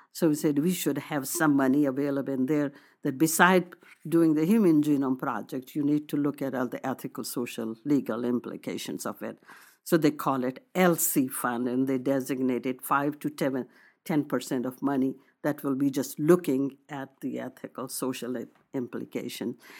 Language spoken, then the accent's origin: English; India; moved away as an adult; now in United States; I wanted to be proud of my nationality, that I come from India